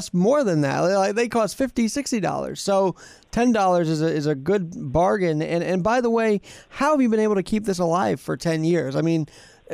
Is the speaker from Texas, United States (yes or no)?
no; New York City, New York, United States; I'm a New Yorker at heart. Like, I was born and raised here, and I've lived here for 27 years.